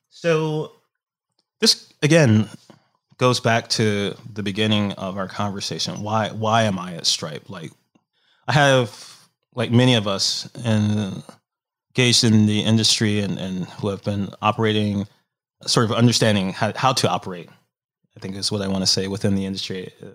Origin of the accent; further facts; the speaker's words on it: Detroit, Michigan, United States; moved away as an adult; also born or lived in Tokyo, Japan / San Francisco / Seattle; the people that I grew up with back in Detroit